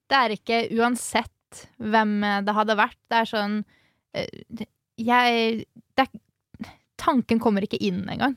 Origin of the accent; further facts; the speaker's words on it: Halden, Østfold, Norway; moved away; i hjembyen min, i Halden